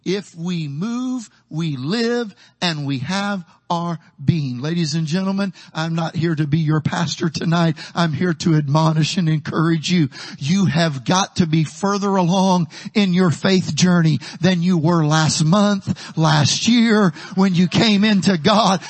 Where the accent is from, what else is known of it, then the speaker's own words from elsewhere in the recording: Taylorville, Illinois, United States; moved away as an adult; also born or lived in Houston, Texas / San Benito, Texas; now in Texas, United States; my hometown in Taylorville, Illinois